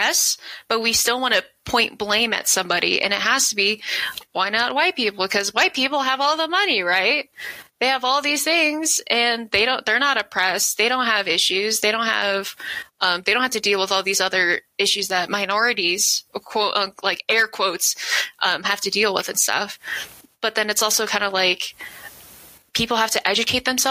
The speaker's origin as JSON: {"language": "English", "town": "Denver", "region": "Colorado", "country": "United States", "tie": "born or raised there", "said": "I am from the southwest corner of Denver, where it's pretty much Federal Boulevard, which is pretty ghetto and stuff"}